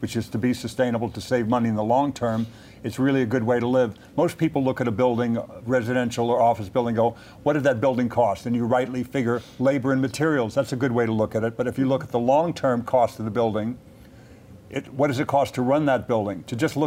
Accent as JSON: {"language": "English", "town": "Los Angeles", "region": "California", "country": "United States", "tie": "born or raised there", "said": "I grew up in the San Fernando Valley"}